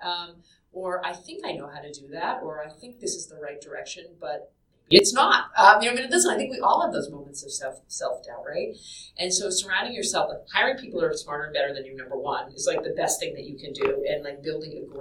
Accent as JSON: {"language": "English", "town": "Boston", "region": "Massachusetts", "country": "United States", "moved": "yes", "said": "I was from Boston and I knew how to say Peabody"}